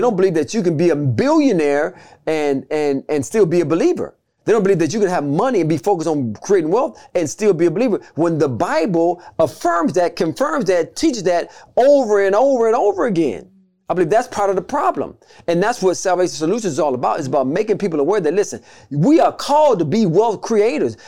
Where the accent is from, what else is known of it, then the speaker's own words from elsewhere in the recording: United States; being in America, we're American citizens